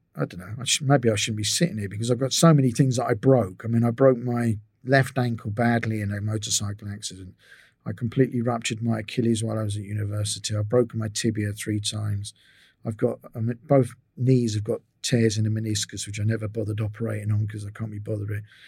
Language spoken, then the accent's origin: English; England, United Kingdom; moved away as an adult; also born or lived in Israel; I was from England